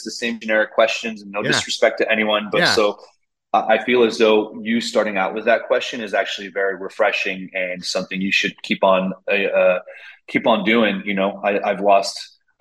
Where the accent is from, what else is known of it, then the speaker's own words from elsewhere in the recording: Montreal, Quebec, Canada; I needed to know what it felt like to be a Montrealer, because I'm from Montreal. It's my hometown